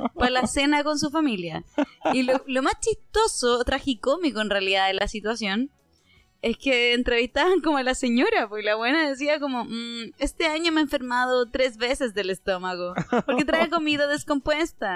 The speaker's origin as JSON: {"language": "Spanish", "town": "Concepción", "region": "Biobío", "country": "Chile", "said": "nosotros somos de Concepción"}